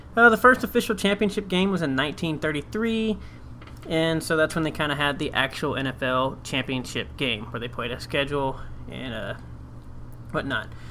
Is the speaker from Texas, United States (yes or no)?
yes; Texas, United States; growing up in Texas